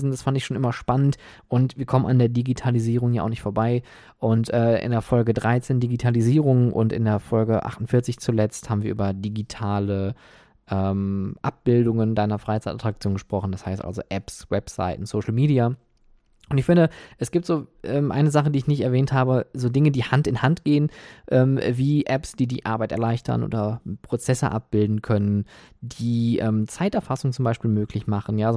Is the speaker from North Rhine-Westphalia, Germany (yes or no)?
yes; Oberhausen, North Rhine-Westphalia, Germany; Oder wie in meiner Heimatstadt Oberhausen.